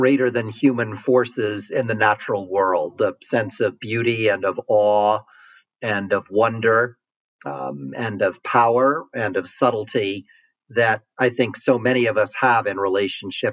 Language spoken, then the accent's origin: English; New York City, New York, United States; growing up in New York City